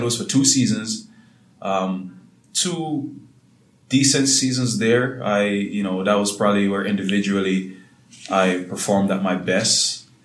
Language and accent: English; Salt Spring, Hanover, Jamaica; I'm from a small town called Salt Spring in Hanover